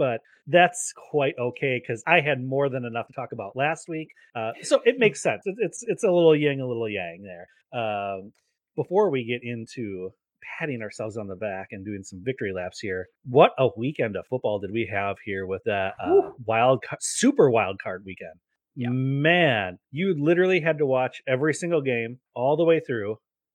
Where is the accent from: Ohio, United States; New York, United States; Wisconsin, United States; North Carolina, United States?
Wisconsin, United States; Fox River Valley; my hometown in the Fox River Valley